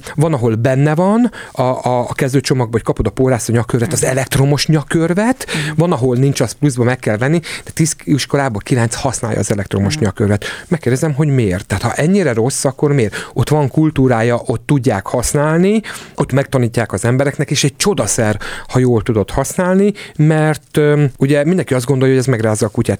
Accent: Hungary; ebben nagyon magyarok vagyunk

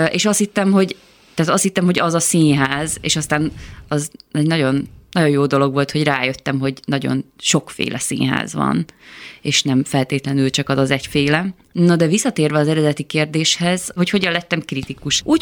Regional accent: Győr, Győr-Moson-Sopron, Hungary; moved away as an adult; Én 19 um, voltam, amikor elköltöztem Győrből, először Veszprémbe mentem, ami szerintem egy nagyon jó dobbantó volt nekem.

